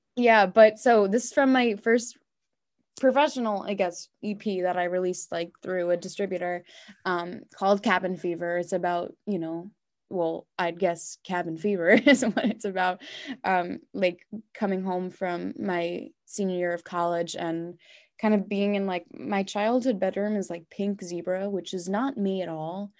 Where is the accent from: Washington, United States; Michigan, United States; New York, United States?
New York, United States; Long Island; I grew up on Long Island